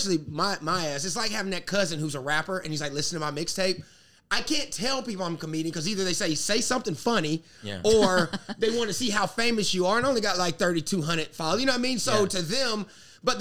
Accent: South Carolina, United States; I'm from South Carolina

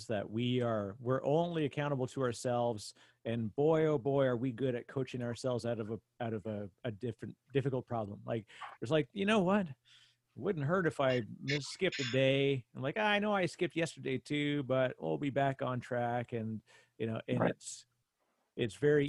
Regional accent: Canada; I'm Canadian

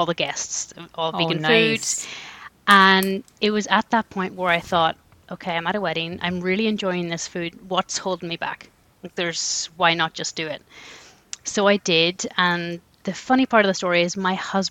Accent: Ireland; moved away as an adult; now in Canada; I was born and raised in Ireland.

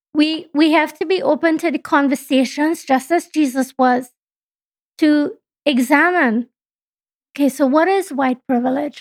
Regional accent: Trinidad & Tobago; now in Canada; my home country is Trinidad and Tobago

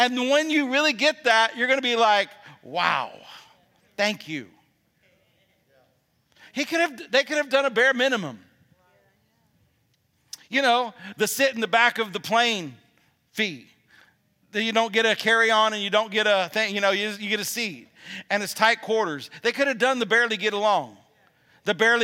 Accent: Alabama, United States; I'm from Alabama

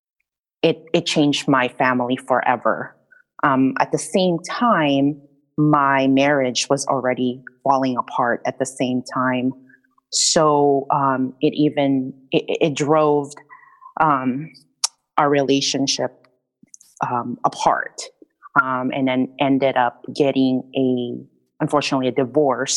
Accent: Rizal, Calabarzon, Philippines; moved away; I grew up in the Philippines in a province called Rizal, and I grew up raised by my grandma

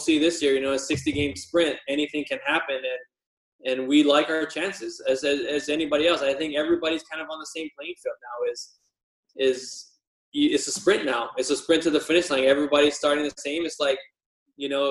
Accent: Wailuku, Hawaii, United States; moved away as an adult; also born or lived in California; growing up in Maui, a little state in Hawaii

